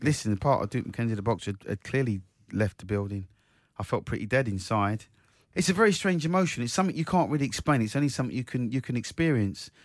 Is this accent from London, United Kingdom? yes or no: yes; Croydon, London, United Kingdom; my hometown, South Croydon